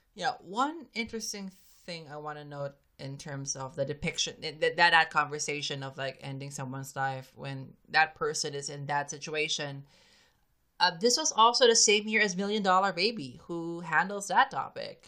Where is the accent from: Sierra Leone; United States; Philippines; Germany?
Philippines; I'm a Filipino